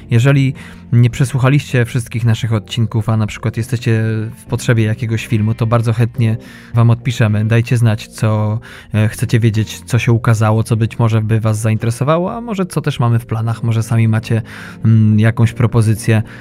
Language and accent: Polish; western Poland, Poland; ja pochodzę z zachodu Polski